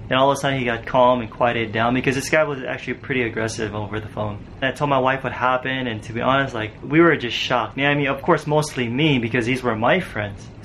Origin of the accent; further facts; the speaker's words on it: Los Angeles, California, United States; I wanted her to see where I grew up back in Cali and LA and get to know my family